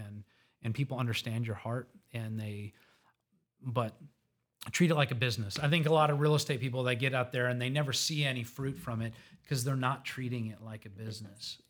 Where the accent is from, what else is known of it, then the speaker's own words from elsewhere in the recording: Conroe, Texas, United States; I was born in Conroe